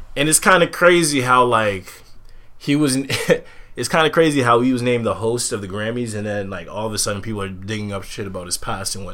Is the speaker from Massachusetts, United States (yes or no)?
yes; Medford, Massachusetts, United States; I'm from Medford, but you know, I'm from the block RSP 134